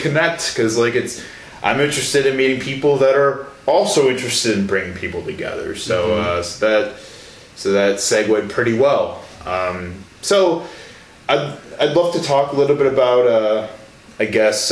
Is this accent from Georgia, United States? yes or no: no; Chicago, Illinois, United States; moved away; I'm from Chicago myself